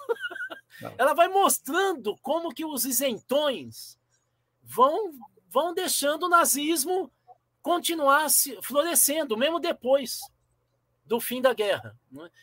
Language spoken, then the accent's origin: Portuguese; Brazil; eu sou educador e eu sou brasileiro